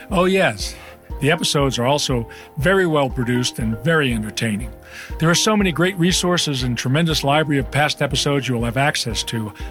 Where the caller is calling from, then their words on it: Santa Fe, New Mexico, United States; from Santa Fe, New Mexico.